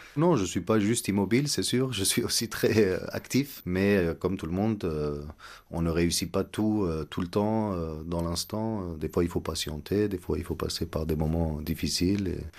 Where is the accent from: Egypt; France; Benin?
Egypt; moved away as an adult; also born or lived in Montreal, Canada; now in Yerevan, Armenia; je suis né en Égypte, j'ai grandi euh, en Égypte jusqu'à l'âge de 18 ans